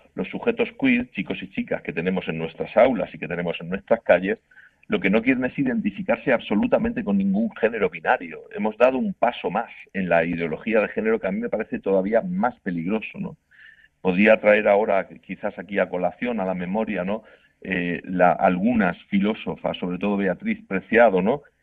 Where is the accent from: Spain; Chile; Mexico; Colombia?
Spain; Murcia, Region of Murcia; yo soy de Murcia y en Murcia se dice estamos matando moscas a cañonazos